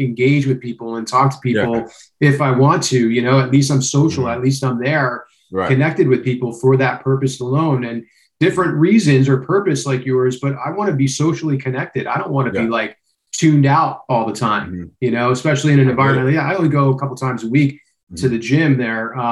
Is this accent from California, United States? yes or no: no; New Jersey, United States; moved away; I'm from Jersey originally, born and raised